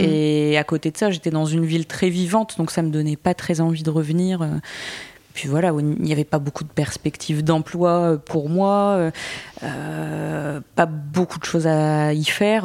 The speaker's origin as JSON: {"language": "French", "town": "Boulogne", "country": "France", "tie": "born or raised there", "also_born_or_lived": "Lille", "said": "je suis née et j'ai grandi à Boulogne"}